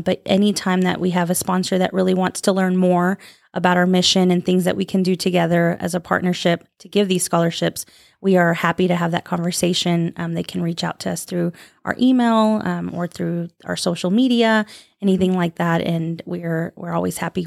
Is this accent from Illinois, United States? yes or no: no; Phoenix, Arizona, United States; moved away as an adult; also born or lived in San Angelo, Texas; now in Lubbock, United States; I am originally from Phoenix, Arizona.